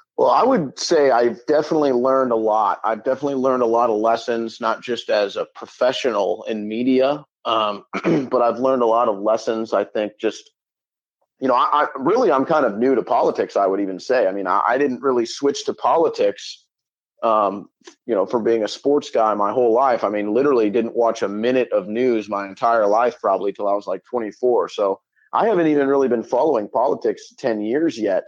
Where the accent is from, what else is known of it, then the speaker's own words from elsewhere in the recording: St. Louis, Missouri, United States; I grew up in St. Louis, Missouri.